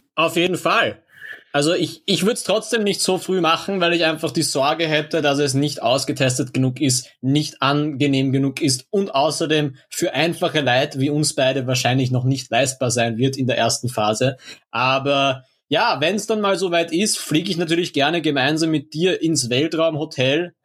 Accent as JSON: {"language": "German", "country": "Austria", "said": "bei uns in Österreich"}